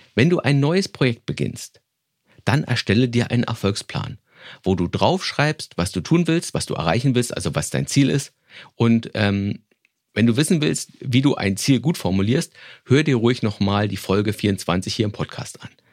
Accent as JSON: {"language": "German", "region": "Berlin", "country": "Germany", "tie": "born or raised there", "said": "meine Vorschule in Berlin, wo ich groß geworden bin"}